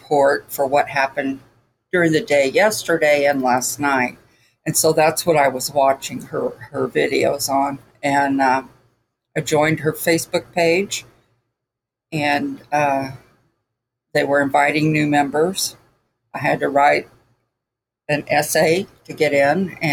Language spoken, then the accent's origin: English; Houston, Texas, United States; moved away; we came from Houston